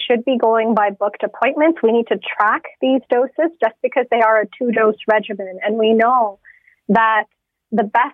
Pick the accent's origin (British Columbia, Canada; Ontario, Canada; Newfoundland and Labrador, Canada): Ontario, Canada; Toronto; I grew up in Thorncliffe Park